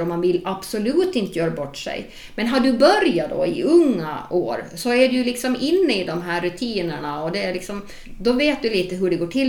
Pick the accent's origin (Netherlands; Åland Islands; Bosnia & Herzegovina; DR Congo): Åland Islands; som ålänning